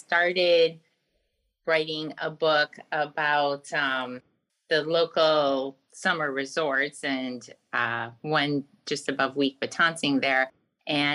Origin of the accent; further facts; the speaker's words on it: Harbor Springs, Michigan, United States; moved away as an adult; now in California, United States; I was raised in Northern Michigan. I went to school there and graduated from high school there, and my whole family still lives there. So when I go home to visit from California, that's where I go, Harbor Springs